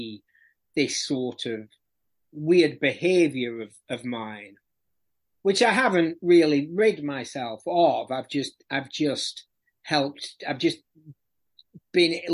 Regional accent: Barnsley, Yorkshire and the Humber, United Kingdom; moved away as an adult; now in London, United Kingdom; I was born in Barnsley. Which, for anyone who doesn't know, is in the People's Republic of South Yorkshire

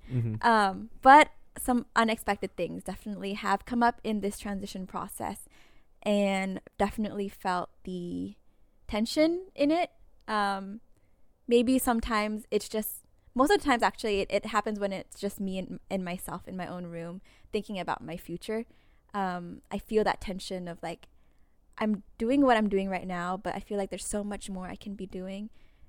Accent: Cache Valley, Utah, United States; I returned home. I returned back to my hometown of Cache Valley.

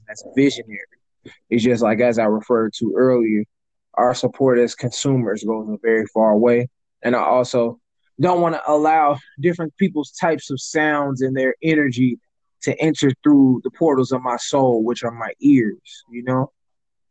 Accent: St. Louis, Missouri, United States; I'm from St. Louis myself

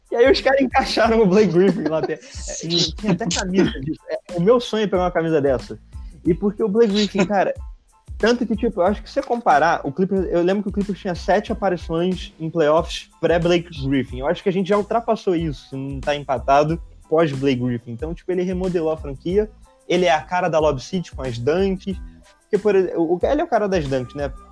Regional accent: Angra dos Reis, Rio de Janeiro, Brazil; Sou de Angra.

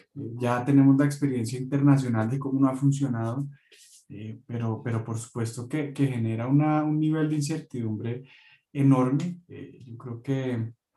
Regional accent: Venezuela; now in Chile; soy venezolana con nacionalidad colombiana, residente chilena hace varios años

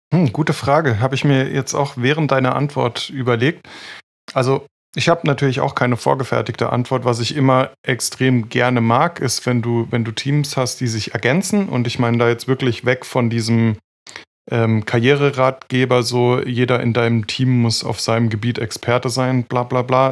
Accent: Freiburg, Baden-Württemberg, Germany; ich komme ja aus Freiburg

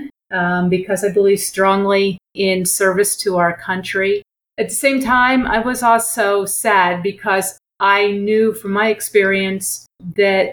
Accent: Pennsylvania, United States; moved away as an adult; also born or lived in New Jersey / Dayton, Ohio / Los Alamos, New Mexico; grew up in Pennsylvania, went to college there

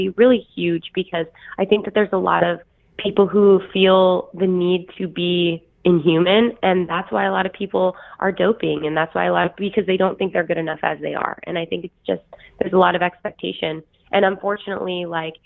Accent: Idaho, United States; I am literally from Idaho. I was a potato, like, I did potato farming when I was growing up

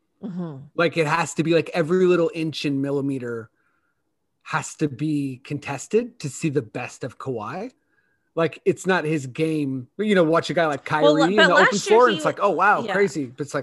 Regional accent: Akron, Ohio, United States; we're born in the same hospital. No one really knows, but I'm actually from Akron too.

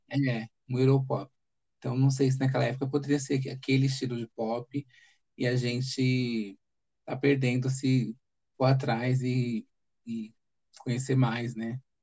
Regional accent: São Paulo, Brazil; also born or lived in Fortaleza; eu nasci aqui em São Paulo

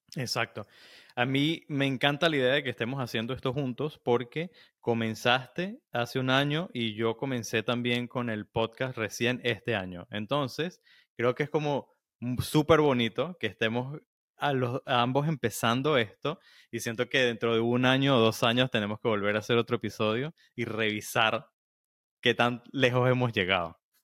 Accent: Venezuela; como venezolanos

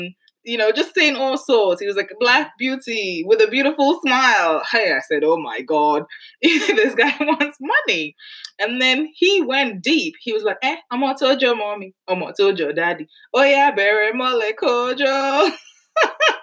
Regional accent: Nigeria; now in United Kingdom; We like to show off just because we're Nigerian, we're Yoruba. It's what we do.

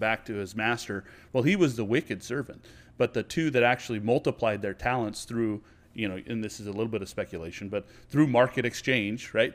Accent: United States; I'm an American. This is where I'm from

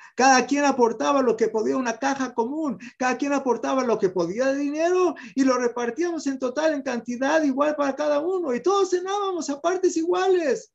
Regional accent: Mexico; Yo también nací en México

